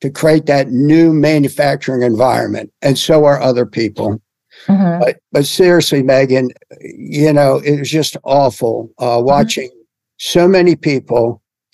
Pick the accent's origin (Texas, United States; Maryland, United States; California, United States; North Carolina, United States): Maryland, United States; Dundalk; I grew up in Dundalk